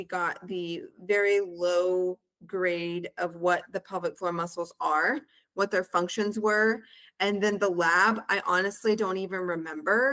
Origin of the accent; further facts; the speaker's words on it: Humble, Texas, United States; also born or lived in College Station, Texas; I am originally from the Houston area, a town called Humble, Texas